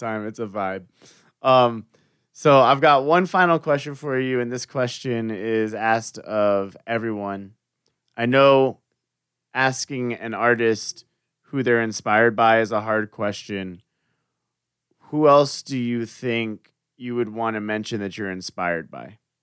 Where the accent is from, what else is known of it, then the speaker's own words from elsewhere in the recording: Florida, United States; I was raised in Florida, but I will state that I wasn't born there